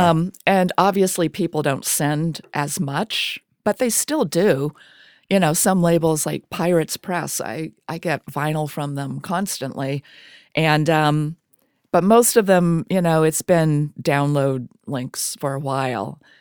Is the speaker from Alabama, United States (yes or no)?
no; Springfield, Vermont, United States; moved away; I'm from Springfield, Vermont